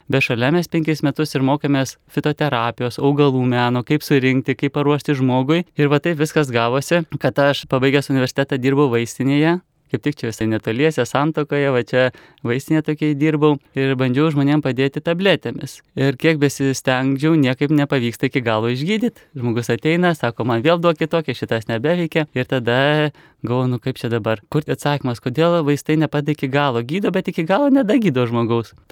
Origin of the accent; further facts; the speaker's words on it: Neveronys, Kaunas County, Lithuania; aš esu iš Neveronių kaimo, čia Kauno rajono prie Kauno Marių